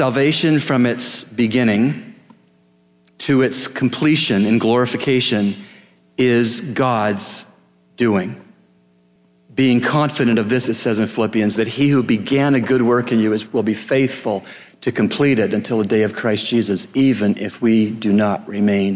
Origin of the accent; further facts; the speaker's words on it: Canada; as a Canadian